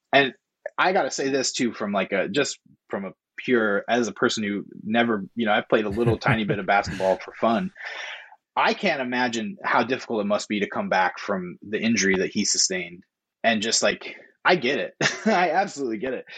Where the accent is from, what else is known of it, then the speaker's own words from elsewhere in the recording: Corvallis, Oregon, United States; also born or lived in Madison, Wisconsin; I'm from Corvallis